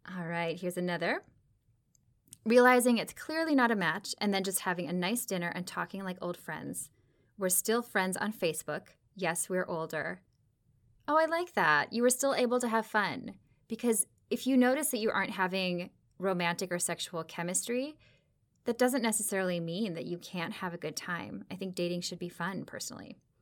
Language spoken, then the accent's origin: English; Minnesota, United States; I grew up in the Midwest too, about a state over in Minnesota